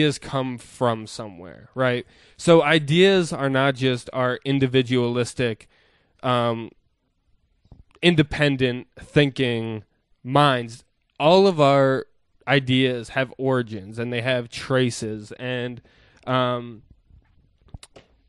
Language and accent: English; United States; growing up in the United States